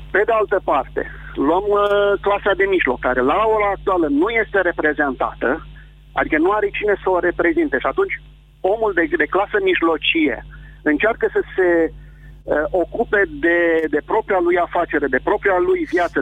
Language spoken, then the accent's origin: Romanian; Vrancea County, Romania; sunt din Vrancea